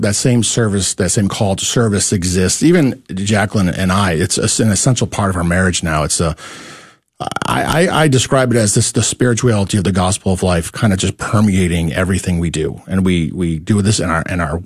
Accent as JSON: {"language": "English", "region": "New York", "country": "United States", "moved": "as an adult", "lives_now": "Dallas, United States", "said": "I'm from New York. So that's that's where I come from."}